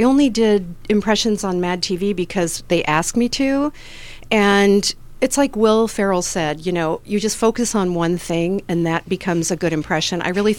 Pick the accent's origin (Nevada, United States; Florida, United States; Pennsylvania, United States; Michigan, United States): Michigan, United States; Detroit; I'm from Detroit.